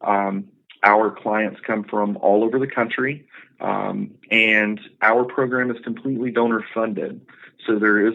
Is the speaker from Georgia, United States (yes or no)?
yes; Northeast Georgia, United States; moved away as an adult; also born or lived in Atlanta, Georgia; I'm originally from Northeast Georgia. I relocated to Atlanta, Georgia